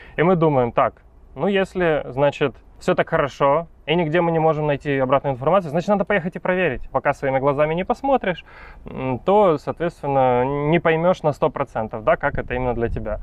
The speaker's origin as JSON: {"language": "Russian", "country": "Ukraine", "tie": "born or raised there", "also_born_or_lived": "China", "moved": "as an adult", "lives_now": "Valencia, Spain", "said": "Сам родом из Украины, но последние пять с половиной лет я жил в Китае"}